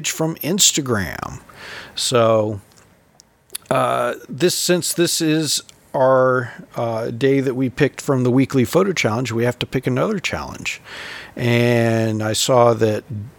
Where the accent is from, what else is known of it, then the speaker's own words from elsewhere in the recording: California, United States; now in the Carolinas, United States; growing up in California